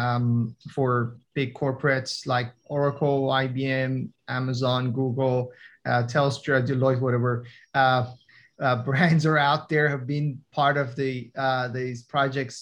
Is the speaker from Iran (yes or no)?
yes; Iran; first language Persian; English is a second language; moved away as an adult; now in Australia; I'm from Iran, immigrated to Australia around 10 years ago.